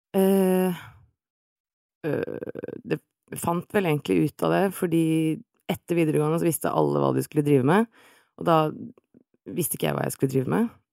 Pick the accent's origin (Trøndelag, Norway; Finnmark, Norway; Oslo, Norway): Oslo, Norway; 35, fra Oslo.